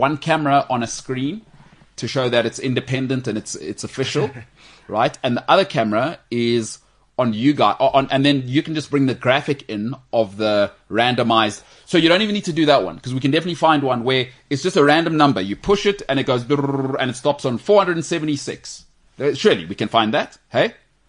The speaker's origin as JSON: {"language": "English", "country": "New Zealand", "said": "Well, I'm from New Zealand."}